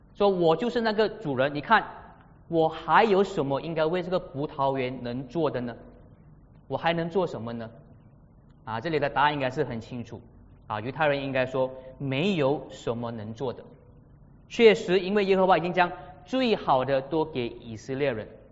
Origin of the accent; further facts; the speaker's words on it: Malaysia; 马来西亚人设立的交通规则